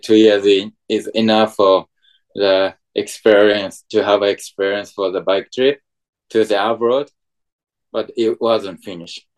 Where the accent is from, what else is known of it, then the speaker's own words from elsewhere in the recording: Japan; English is a second language; I'm from Japan